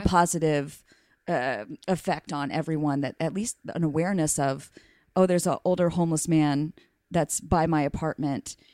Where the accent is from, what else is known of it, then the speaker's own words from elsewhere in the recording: Mississippi, United States; moved away; also born or lived in Alabama; I'm from Mississippi